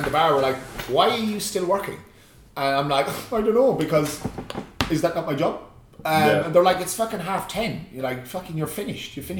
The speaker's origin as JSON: {"language": "English", "country": "Ireland"}